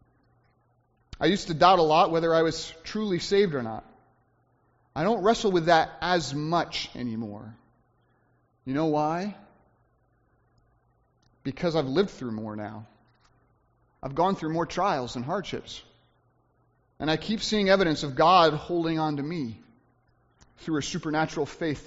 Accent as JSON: {"language": "English", "country": "United States", "said": "us as American Christians"}